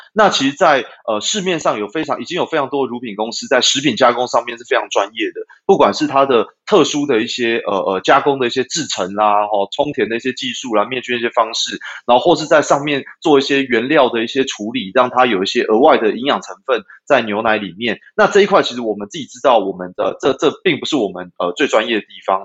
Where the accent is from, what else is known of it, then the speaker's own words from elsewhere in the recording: Taipei, Taiwan; moved away as an adult; now in Yunlin, Taiwan; 原本我是台北人啦，对，那后来我就把，呃，户籍搬到云林